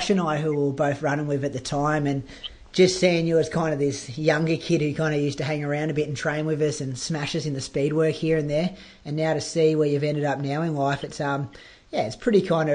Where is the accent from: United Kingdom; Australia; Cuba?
Australia; Bendigo, Victoria; I grew up with him in Bendigo